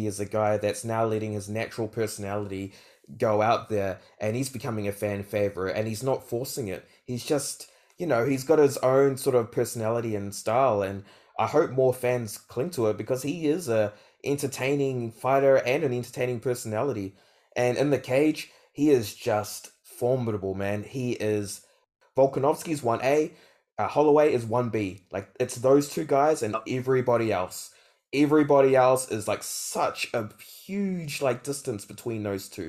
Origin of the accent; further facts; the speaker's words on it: New Zealand; I'm a Kiwi.